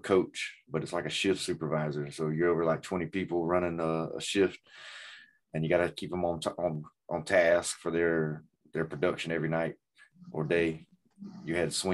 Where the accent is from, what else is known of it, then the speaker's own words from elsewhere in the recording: Greenville, United States; moved away; I'm from Greenville.